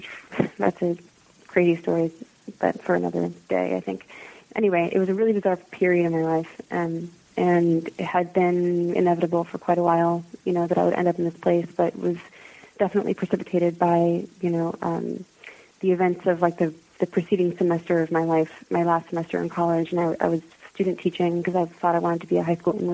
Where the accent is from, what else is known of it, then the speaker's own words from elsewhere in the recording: United States; I was raised in America